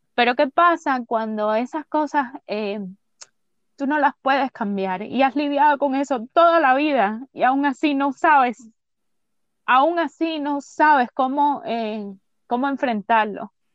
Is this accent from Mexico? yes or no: no; San Cristóbal, Artemisa, Cuba; yo nací en San Cristóbal, me llevaron para el hospital de San Cristóbal